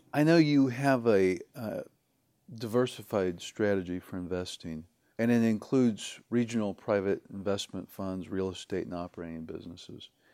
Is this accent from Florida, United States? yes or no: no; Kansas City, Missouri, United States; I'm from Kansas City, Missouri originally